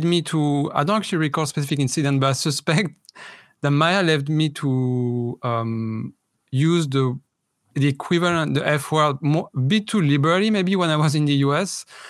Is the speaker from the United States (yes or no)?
no; France; I'm from France, obviously.